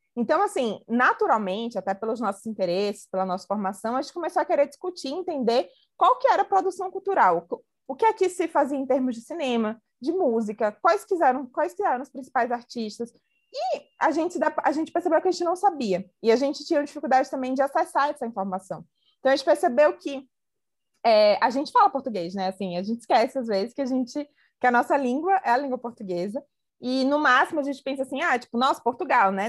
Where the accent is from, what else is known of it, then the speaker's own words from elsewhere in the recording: Brazil; A gente como brasileiro